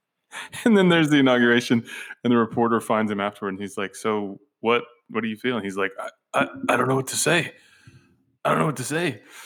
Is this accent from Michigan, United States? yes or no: no; Georgia, United States; moved away as an adult; now in Tennessee, United States; growing up in Georgia